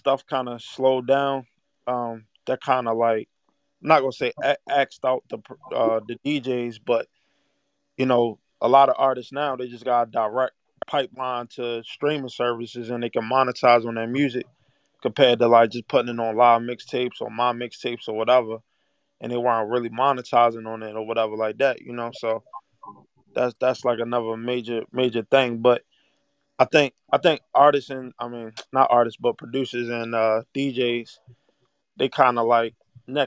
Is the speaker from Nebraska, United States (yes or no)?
no; Baltimore, Maryland, United States; I'm from Baltimore